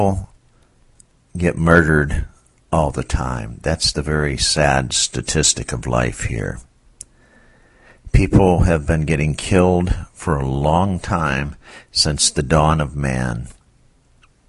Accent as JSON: {"language": "English", "region": "Michigan", "country": "United States", "tie": "born or raised there", "moved": "yes", "said": "I was born in Michigan when the time, I'm over 50 years old now, and the time I was growing up in Michigan"}